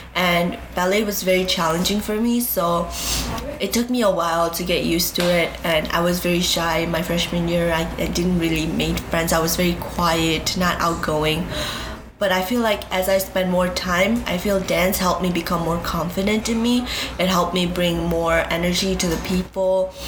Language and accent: English; Nepal; now in Chicago, United States; I am from Nepal, but my parents were from Bhutan, and they came back to Nepal.